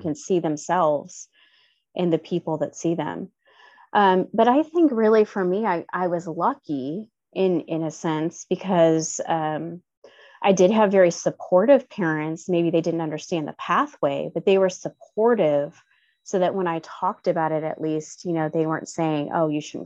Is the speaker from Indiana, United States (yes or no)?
yes; Gary, Indiana, United States; I grew up in Gary, Indiana, which is a pretty underserved